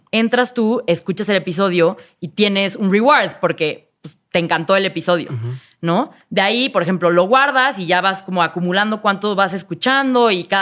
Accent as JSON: {"language": "Spanish", "country": "Mexico", "said": "I'm an entrepreneur from Mexico, ¿no? Soy emprendedora mexicana."}